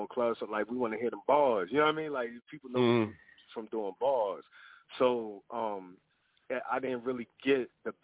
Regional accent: New Jersey, United States; I'm from Jersey

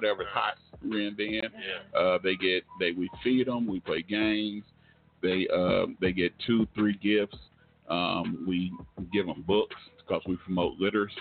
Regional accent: Oklahoma, United States; I was born here in Oklahoma

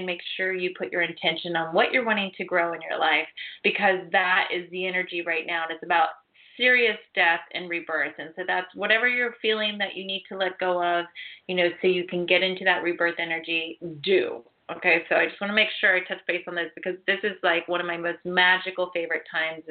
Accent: Ohio, United States; moved away; I was actually born and raised in Ohio on acreage

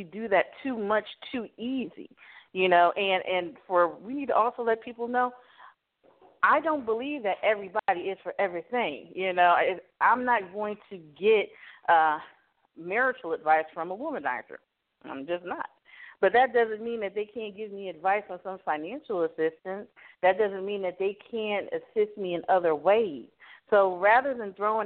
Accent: Miami, Florida, United States; I'm from Miami, Florida

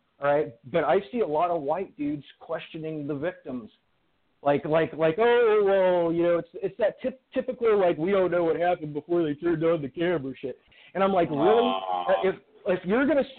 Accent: Fresno, California, United States; I'm from Fresno, California

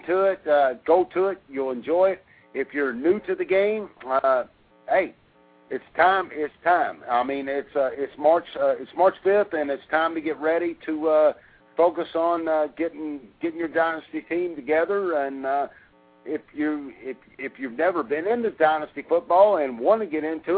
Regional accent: Louisville, Kentucky, United States; I was born and raised in Louisville

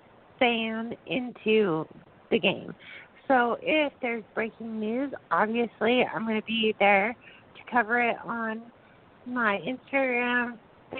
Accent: Bay Area, California, United States; I grew up in the Bay Area, so growing up it was San Francisco 49ers.

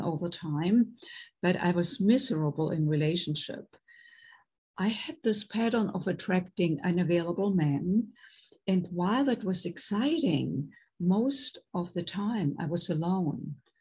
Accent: Germany; English is a second language; moved away as an adult; now in United States; I was raised in Germany, born and raised in Germany, and came to the United States in my late 20s

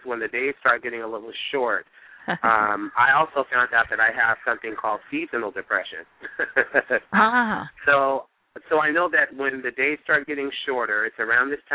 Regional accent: East Palo Alto, California, United States; also born or lived in Gulfport, Mississippi; I grew up here in the San Francisco Bay Area in a little community called East Palo Alto

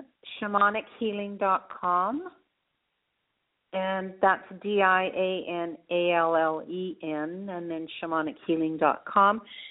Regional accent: Canada; moved away as an adult; also born or lived in India; now in France; I'll always be a Canadian. I'm still a Canadian citizen.

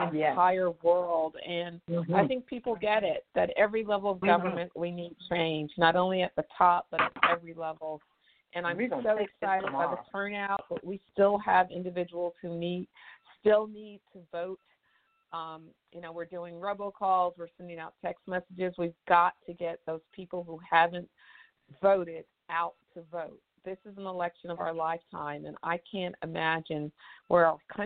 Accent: East Texas, United States; I was born in East Texas

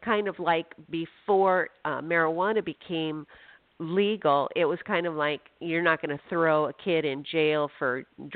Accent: Phoenix, Arizona, United States; now in Washington, United States; I'm from Phoenix

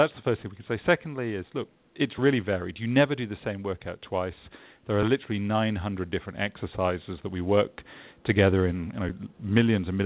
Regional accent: England, United Kingdom; also born or lived in London, England; I'm English, so I always get this feedback when I'm in the States that I don't sound energetic or positive enough.

